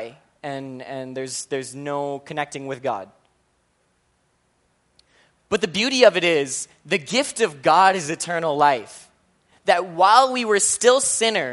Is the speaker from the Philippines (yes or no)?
yes; Philippines; I'm Filipino